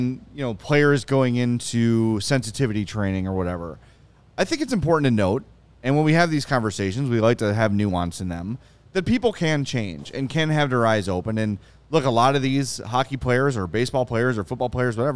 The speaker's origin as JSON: {"language": "English", "town": "Oak Lawn", "region": "Illinois", "country": "United States", "tie": "born or raised there", "said": "I grew up in Oak Lawn"}